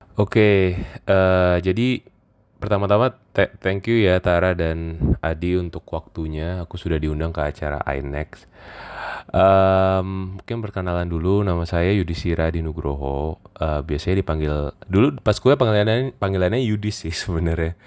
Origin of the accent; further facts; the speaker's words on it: Jakarta, Indonesia; moved away as an adult; also born or lived in Yogyakarta; saya kebetulan asalnya dari Jakarta